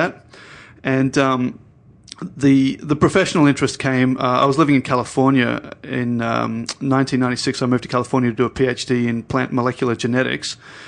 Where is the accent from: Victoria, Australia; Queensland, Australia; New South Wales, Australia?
New South Wales, Australia; Sydney; I grew up in Sydney.